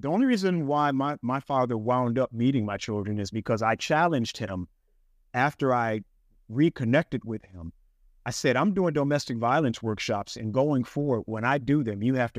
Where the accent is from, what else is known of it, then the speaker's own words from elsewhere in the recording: Chicago, Illinois, United States; I went back to Cook County. I'm from Chicago.